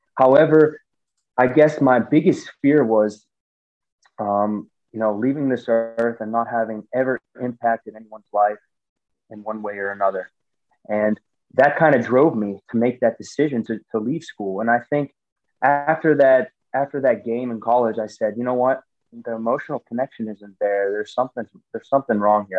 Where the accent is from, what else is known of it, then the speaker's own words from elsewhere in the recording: United States; moved away as an adult; I came from the States and, you know, American football, as an American football player, as an American in Europe